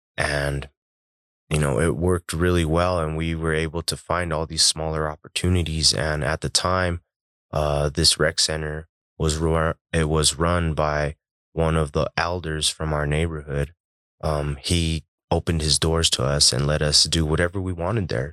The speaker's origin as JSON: {"language": "English", "town": "Denver", "region": "Colorado", "country": "United States", "tie": "born or raised there", "said": "I was born and raised in Globeville."}